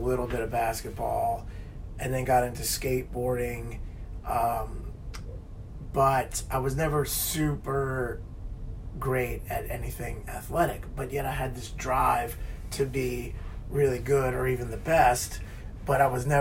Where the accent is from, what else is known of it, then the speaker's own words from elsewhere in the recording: New Orleans, Louisiana, United States; I'm from New Orleans